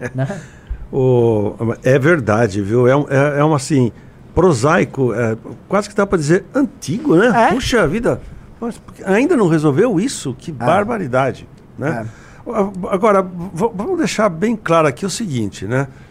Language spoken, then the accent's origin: Portuguese; Araras, São Paulo, Brazil; also born or lived in Jaboticabal; minha Araras, que eu sou de lá, minha terra natal